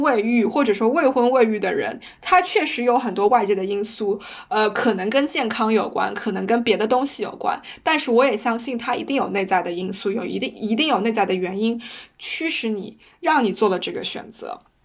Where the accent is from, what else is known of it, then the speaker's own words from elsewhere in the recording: China; moved away as an adult; 我是一个黑头发、黄皮肤、黑眼睛的中国女生，我的英语不是那么的流利，因为它不是我的母语